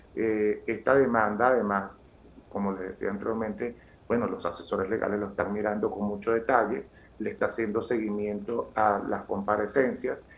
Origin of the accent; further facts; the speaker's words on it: Venezuela; moved away as an adult; now in Colombia; yo tengo familia ecuatoriana, aunque yo soy venezolano de nacimiento, mis padres, mi familia paterna y materna es ecuatoriana